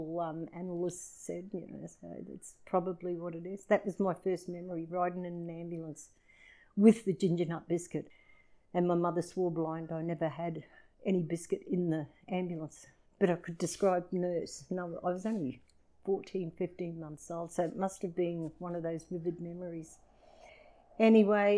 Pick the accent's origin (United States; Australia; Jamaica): Australia; Mount Isa, Queensland; also born or lived in Leith, Edinburgh, Scotland; I grew up in Mount Isa